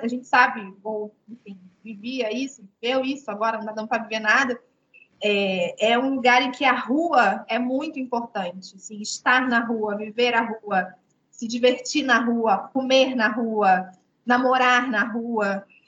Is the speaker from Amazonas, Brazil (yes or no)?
no; Rio de Janeiro, Brazil; moved away as an adult; also born or lived in Nova Iguaçu, Rio de Janeiro; now in Angola; Eu sou, sou carioca, né? Sou do Rio de Janeiro, mas eu nasci em Nova Iguaçu, na Baixada Fluminense.